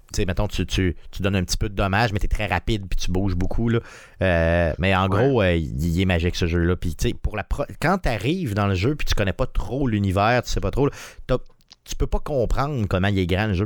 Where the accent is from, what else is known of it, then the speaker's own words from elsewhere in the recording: Quebec City, Quebec, Canada; on est de Québec